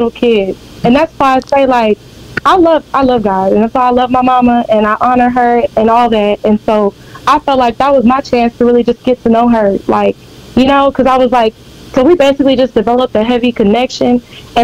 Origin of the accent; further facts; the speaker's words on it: Beaumont, Texas, United States; I'm from Beaumont